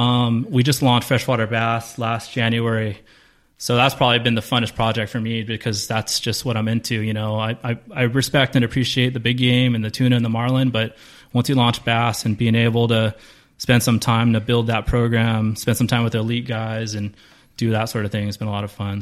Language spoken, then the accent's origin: English; Carson, California, United States; Carson, South Bay kid.